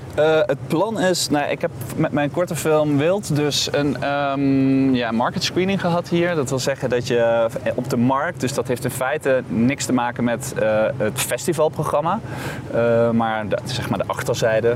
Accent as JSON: {"language": "Dutch", "town": "Boxmeer", "region": "North Brabant", "country": "Netherlands", "said": "ik kom uit Brabant. Maar ik kom uit een dorpje dat, dat heet Boksmeer."}